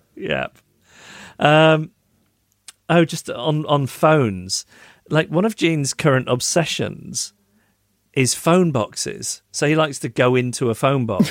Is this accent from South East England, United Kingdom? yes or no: no; Macclesfield, North West England, United Kingdom; my hometown of Macclesfield.